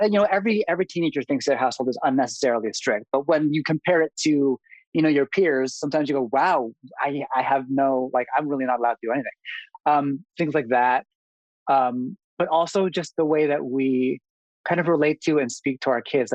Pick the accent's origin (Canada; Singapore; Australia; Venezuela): Canada; also born or lived in Manila, Philippines; moved to Canada at a very young age, three or four